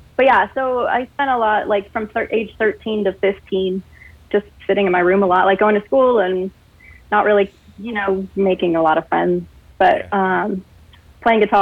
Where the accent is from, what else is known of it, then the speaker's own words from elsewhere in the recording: Colorado Springs, Colorado, United States; also born or lived in Texas / Athens, Georgia; now in Pacific Northwest, United States; I grew up in Colorado Springs